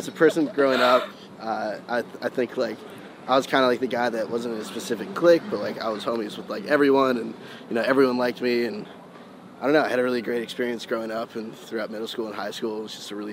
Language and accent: English; Boca Raton, Florida, United States; also born or lived in Manhattan, New York; I wasn't born in Boca. I was born in Manhattan.